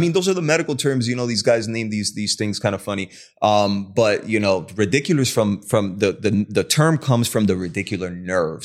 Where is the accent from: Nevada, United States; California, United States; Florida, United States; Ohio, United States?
Florida, United States; Hialeah; also born or lived in Cuba; now in West Palm Beach, United States; I graduated from, uh, Hialeah High School